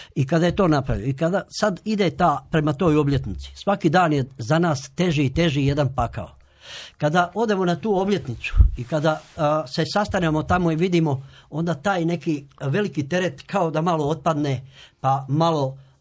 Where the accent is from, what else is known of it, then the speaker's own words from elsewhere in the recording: Tovarnik, Vukovar-Srijem County, Croatia; ja sam dijete iz sela Tovarnika